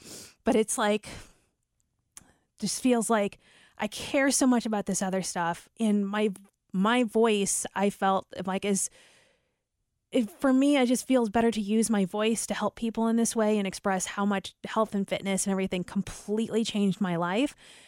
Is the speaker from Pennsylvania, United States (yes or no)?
no; St. Louis, Missouri, United States; there was a morning show I grew up listening to in St. Louis, and I just felt like they were my friends.